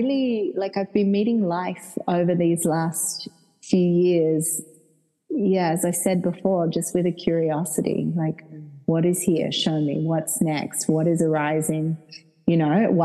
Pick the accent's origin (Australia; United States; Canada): Australia; Perth, Western Australia; accent: Australian; now in Ibiza, Spain; you'll hear I'm very Australian. I'm from Perth